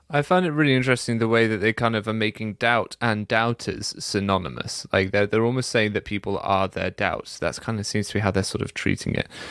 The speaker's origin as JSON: {"language": "English", "country": "United Kingdom", "said": "I'm already British."}